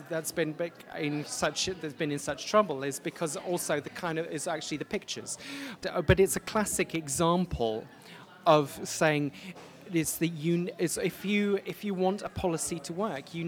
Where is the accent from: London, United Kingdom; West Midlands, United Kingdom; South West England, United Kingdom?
South West England, United Kingdom; Plymouth; also born or lived in Denmark; now in Manchester, United Kingdom; I grew up in Plymouth